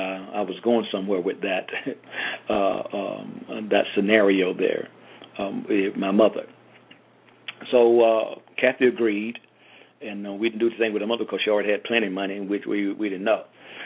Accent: Georgia, United States; I grew up in Georgia, hard-working man, but he had a business mind.

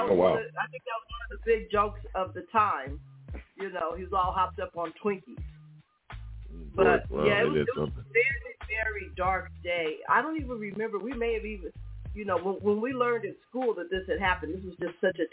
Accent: San Francisco, California, United States; I grew up in San Francisco. I still live in the San Francisco Bay Area, but not in the city proper.

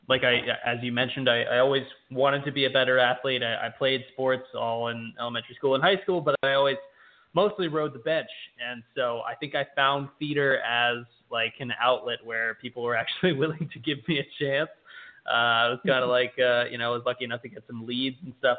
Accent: Rockledge, Pennsylvania, United States; moved away as an adult; also born or lived in New York; I grew up in Rockland, Pennsylvania, which is um, in Montgomery County

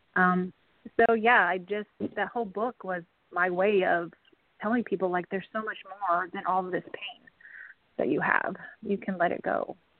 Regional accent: Wisconsin, United States; moved away as an adult; also born or lived in Kansas; now in Lawrence, Kansas, United States; I am actually currently in Lawrence, Kansas, um, but I grew up in Wisconsin

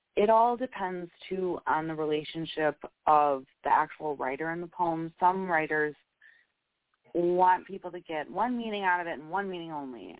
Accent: Wisconsin, United States; accent: Wisconsinite; my uh Wisconsinite accent

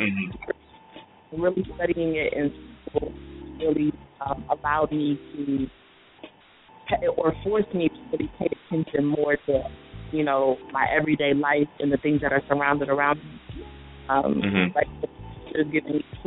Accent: Columbus, Ohio, United States; I was born and raised in Columbus, Ohio

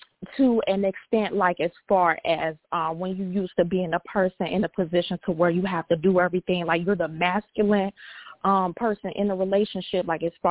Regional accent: Chicago, Illinois, United States; I'm from Chicago.

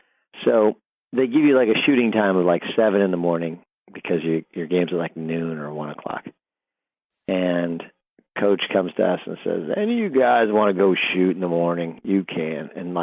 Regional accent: California, United States; I grew up in Orange County, obviously in Southern California

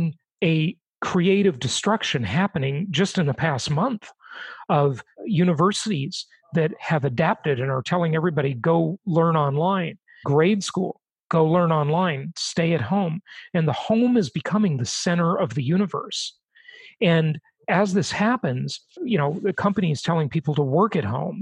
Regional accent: Los Angeles, California, United States; also born or lived in Europe; any part of LA where I grew up

